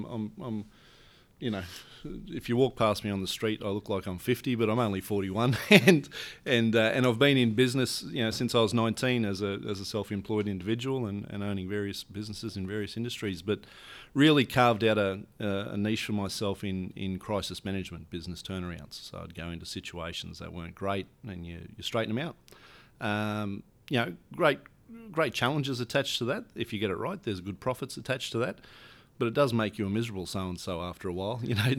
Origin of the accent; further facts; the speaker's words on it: Queensland, Australia; I grew up in Western Queensland, you know, cattle farmer's kid. The nearest town to our cattle station is a town called Mungalala.